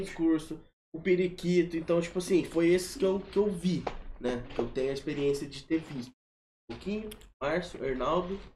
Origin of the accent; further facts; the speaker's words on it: Santa Terezinha neighbourhood, São Paulo, Brazil; Eu sou nascido e criado na Santa Terezinha